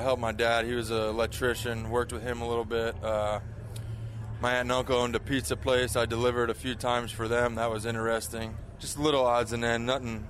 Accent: about an hour south of Chicago, Illinois, United States; born or raised there

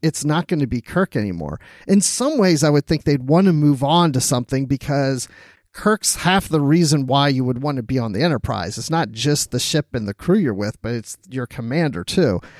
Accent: Maryland, United States; I grew up in Maryland

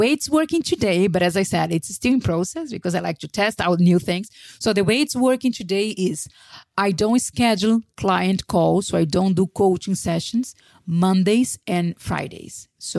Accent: Brazil; moved away; also born or lived in Spain; if I was still in Brazil, in my hometown, or still in Spain, I wouldn't have lived.

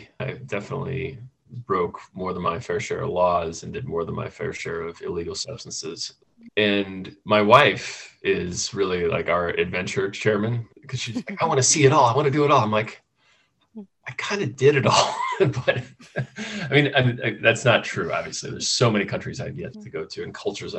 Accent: Midwest, United States; Growing up in the Midwest

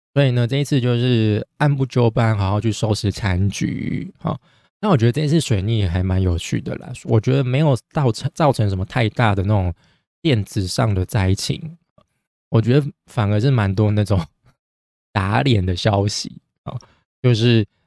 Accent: Taiwan; 但我们台湾人已经爽了一年多

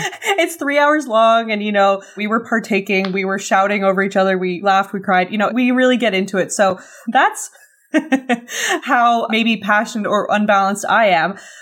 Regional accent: Canada; as a Canadian

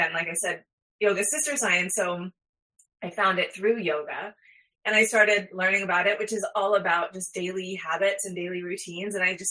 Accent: Houston, Texas, United States; moved away; also born or lived in New York City; I grew up in Houston

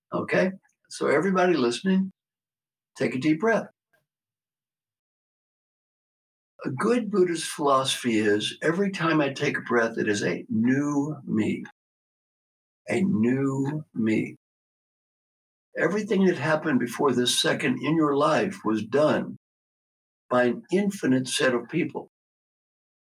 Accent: Valley Station, Kentucky, United States; I was brought up in Valley Station, Kentucky

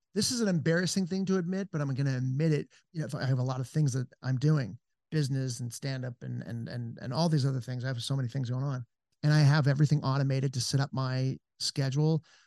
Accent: Encino, California, United States; moved away as an adult; also born or lived in Los Angeles; now in Georgetown, Texas, United States; I'm from Encino, California

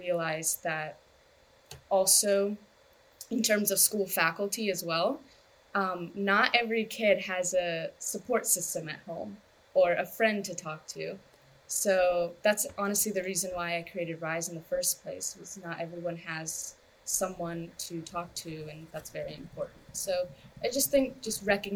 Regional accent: United States; My parents are immigrants, of course, and I grew up in America

